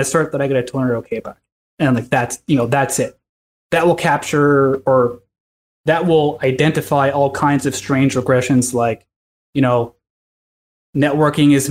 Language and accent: English; California, United States; I'm from California